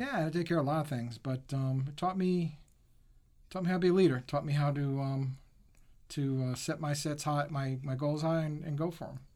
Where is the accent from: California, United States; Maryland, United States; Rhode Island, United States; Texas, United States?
Rhode Island, United States; I grew up in Rhode Island